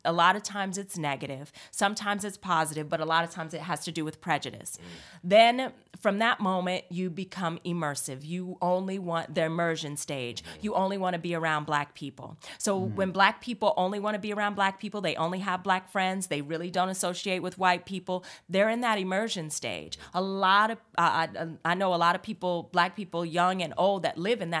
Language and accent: English; California, United States; I grew up in California, so my experience is very unique. It's very multicultural, and I understand that.